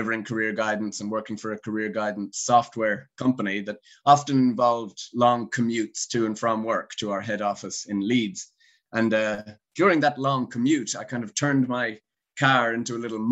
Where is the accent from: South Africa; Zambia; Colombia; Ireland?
Ireland; Galway, Connacht; moved away as an adult; also born or lived in England; I'm from Galway. So the complete other side, over near America, the West Coast